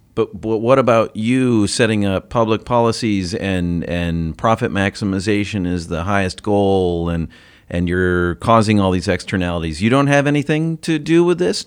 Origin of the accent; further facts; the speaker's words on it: United States; as an American